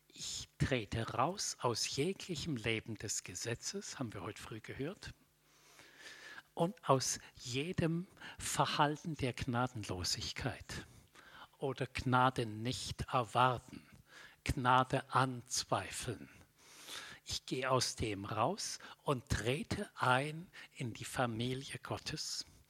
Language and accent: German; Middle Franconia, Bavaria, Germany; Ich bin aufgewachsen in Mittelfranken in einem Dorf.